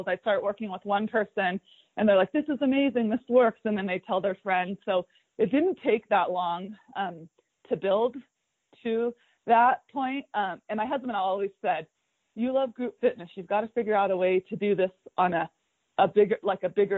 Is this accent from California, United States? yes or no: yes; Fremont, California, United States; now in Mammoth Lakes, United States; I grew up in Fremont, California.